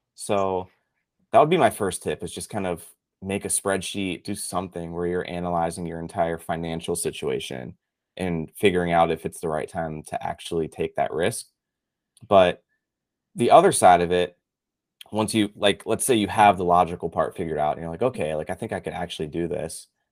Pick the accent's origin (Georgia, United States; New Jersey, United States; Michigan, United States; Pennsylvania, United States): Pennsylvania, United States; Pittsburgh; moved away as an adult; now in Tampa, United States; I grew up actually in Pittsburgh, Pennsylvania